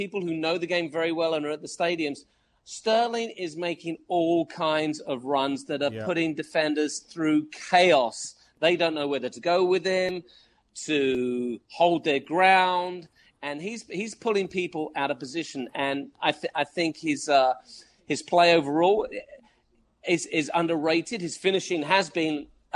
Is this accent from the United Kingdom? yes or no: yes; England, United Kingdom; I'm English